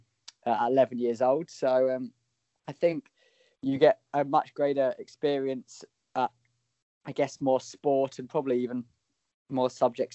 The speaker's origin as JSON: {"language": "English", "area": "just south of London", "region": "South East England", "country": "United Kingdom", "tie": "born or raised there", "said": "I was born just south of London in England, obviously. Grew up there until I was 19."}